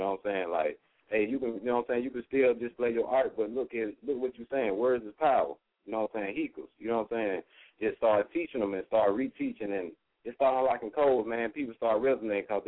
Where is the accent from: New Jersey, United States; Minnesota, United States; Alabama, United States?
Alabama, United States; Birmingham; we come from Birmingham, Alabama